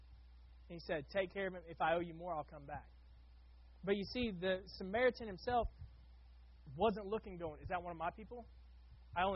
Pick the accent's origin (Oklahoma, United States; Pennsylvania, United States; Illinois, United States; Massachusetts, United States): Oklahoma, United States; now in Florida, United States; I grew up in Oklahoma working at an automotive shop.